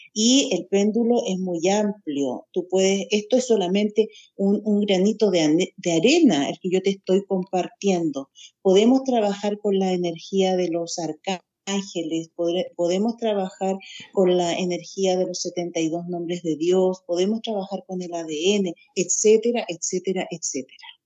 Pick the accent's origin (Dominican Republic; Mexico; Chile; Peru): Chile; Santiago, Santiago Metropolitan Region; Nací en Santiago de Chile